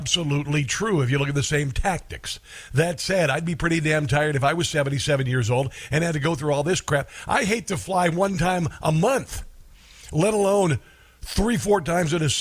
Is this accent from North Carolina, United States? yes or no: no; Iowa, United States; growing up there. About growing up in Iowa